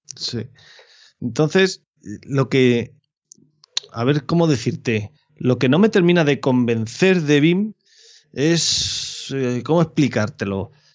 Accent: Albacete province, Castilla-La Mancha, Spain; mi provincia ni a mi pueblo

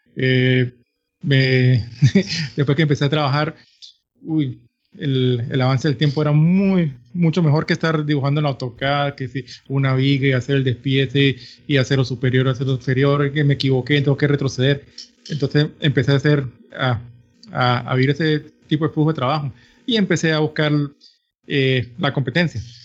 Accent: San Cristóbal, Táchira, Venezuela; soy nacido de Venezuela. vivo una, en los Andes en la ciudad de San Cristóbal, frontera con Colombia.

